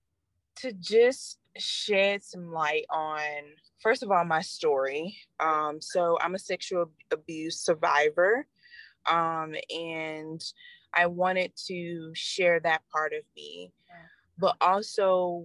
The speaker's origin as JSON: {"language": "English", "town": "Little Rock", "region": "Arkansas", "country": "United States", "moved": "yes", "lives_now": "Raleigh, United States", "said": "I am originally from Little Rock, Arkansas. But now I reside in Raleigh"}